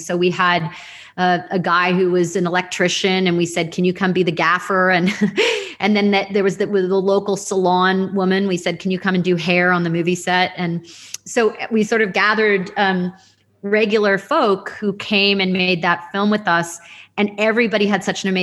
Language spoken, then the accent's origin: English; Toronto, Ontario, Canada; I'm from Toronto, which is a big city in the South, in Canada.